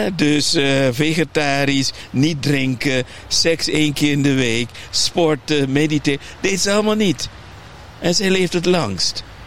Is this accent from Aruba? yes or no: yes; Aruba; ik ben opgegroeid op Aruba.